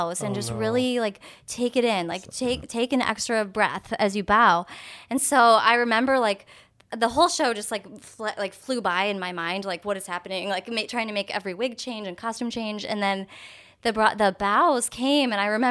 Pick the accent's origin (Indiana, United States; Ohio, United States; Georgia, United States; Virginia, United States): Ohio, United States; Maumee; moved away; also born or lived in New York City; I always say Maumee, and then people are like, where? And I say Toledo.